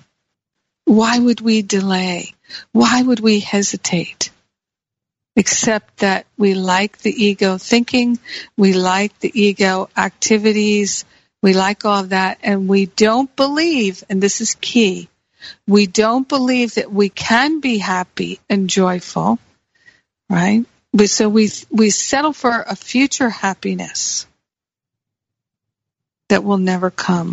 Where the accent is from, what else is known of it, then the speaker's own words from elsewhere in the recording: United States; moved away; also born or lived in Michigan / Rhode Island / Los Angeles; I grew up with them in Michigan and Rhode Island and in the Northeast